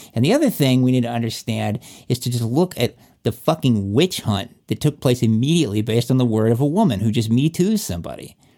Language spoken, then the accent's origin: English; Virginia, United States; that's in my home state there.